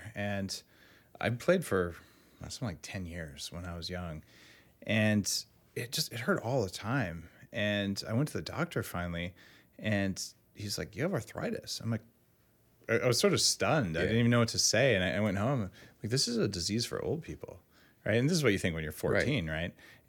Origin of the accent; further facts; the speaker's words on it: New Mexico, United States; also born or lived in Bay Area; now in California, United States; And I'm from New Mexico originally.